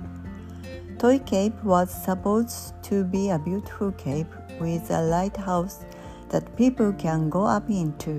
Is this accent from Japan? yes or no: yes; Chiba, Japan; English is a second language; my hometown, Chiba